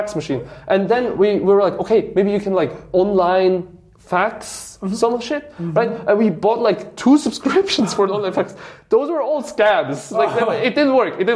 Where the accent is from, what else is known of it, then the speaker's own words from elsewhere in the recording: Switzerland; my hometown, which is like a small village in Switzerland